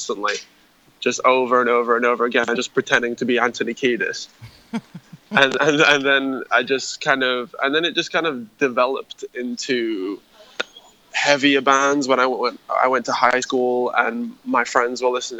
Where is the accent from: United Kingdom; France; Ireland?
United Kingdom; Harrogate, Yorkshire and the Humber; we grew up in a tiny town called Harrogate.